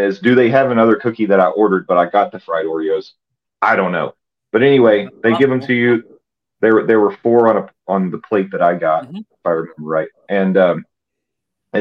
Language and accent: English; the South, United States; growing up in the South